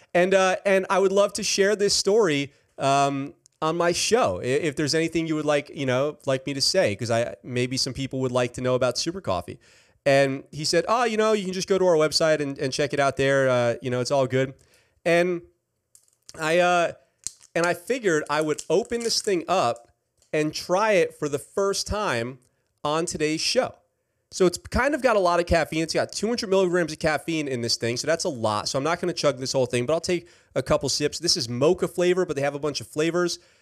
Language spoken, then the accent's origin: English; New York, United States; I am from New York